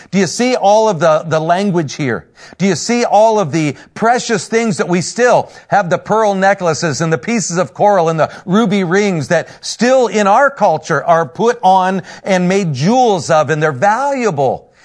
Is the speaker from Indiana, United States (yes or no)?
yes; Northern Indiana, United States; I'm from Northern Indiana, a pastor up there